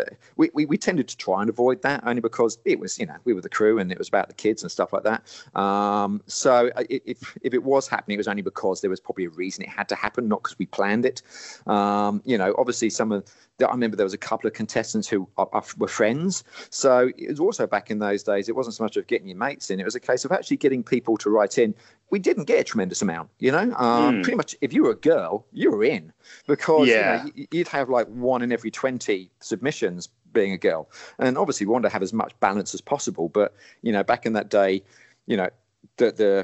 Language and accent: English; Portsmouth, South East England, United Kingdom; moved away; I came from Portsmouth back in the day, so I grew up going to coin arcades down by the beach